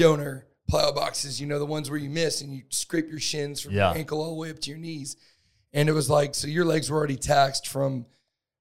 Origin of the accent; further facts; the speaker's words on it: Northwest Florida, United States; I'm from Northwest Florida, the Panhandle